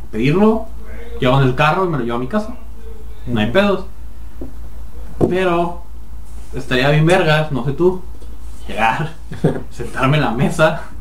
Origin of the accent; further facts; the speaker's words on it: Mexico; está el, el, pinche, la variable, somos mexicanos.